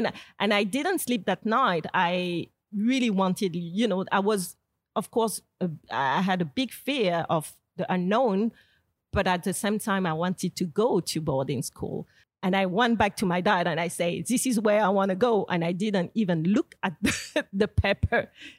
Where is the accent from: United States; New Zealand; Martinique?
Martinique; I grew up in Martinique, which is not anymore, but back then was really much patriarchal.